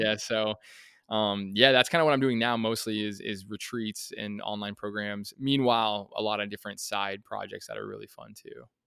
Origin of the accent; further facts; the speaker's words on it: Colorado, United States; I grew up in Colorado